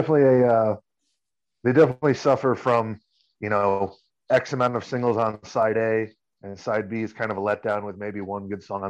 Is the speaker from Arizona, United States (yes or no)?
yes; Tucson, Arizona, United States; now in Denver, United States; born in Tucson, been here there a couple times, so it's mainly been here in California. That's where I live the most, but I've been here since I was 10 years old, so I've been here a while.